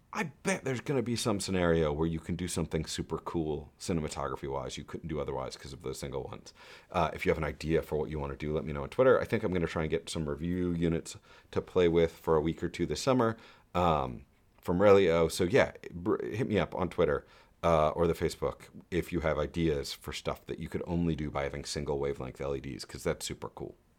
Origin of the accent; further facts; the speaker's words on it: New York, United States; as a New Yorker